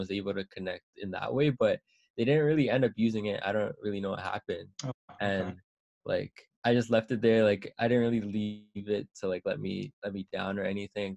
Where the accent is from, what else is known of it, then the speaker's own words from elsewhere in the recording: Toronto, Ontario, Canada; I'm from Scarborough